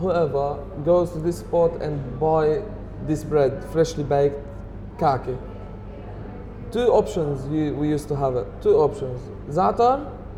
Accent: Lebanon; English is a second language; moved away; I'm from Lebanon.

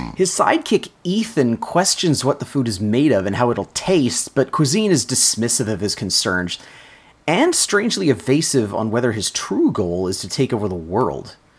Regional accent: Canada; We are Canadian

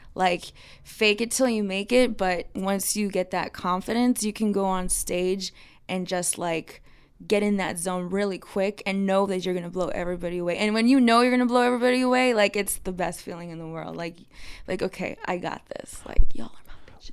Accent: Texas, United States; the national anthem girl growing up in Texas

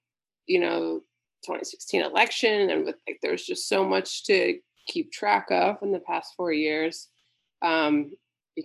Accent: Pittsburgh, Pennsylvania, United States; I grew up born and raised in Pennsylvania and Pittsburgh

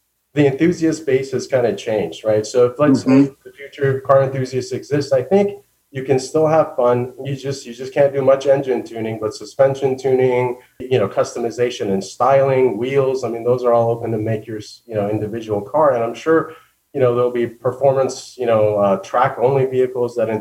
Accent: Southern California, United States; growing up in Southern California

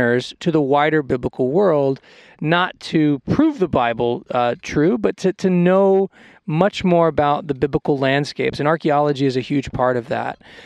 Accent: United States; moved away; also born or lived in Israel; I'm obviously American, but I came up in the Israeli system through Bar-Ilan University

